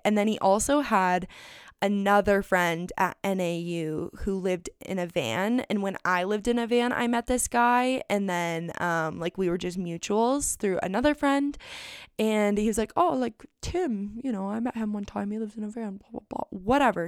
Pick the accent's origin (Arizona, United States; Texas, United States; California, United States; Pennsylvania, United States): Arizona, United States; Phoenix; I come home from Europe, and I'm back in Phoenix, and I've been in Phoenix for all of maybe five days